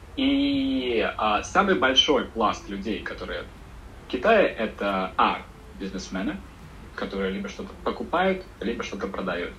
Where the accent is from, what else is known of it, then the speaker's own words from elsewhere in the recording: Russia; now in China; я русский